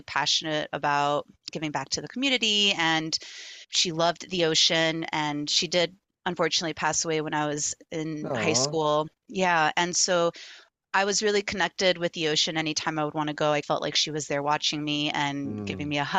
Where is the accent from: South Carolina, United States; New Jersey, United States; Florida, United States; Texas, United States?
Florida, United States; Miami Beach; moved away as an adult; also born or lived in Chapel Hill, North Carolina; now in North Carolina, United States; growing up in Miami Beach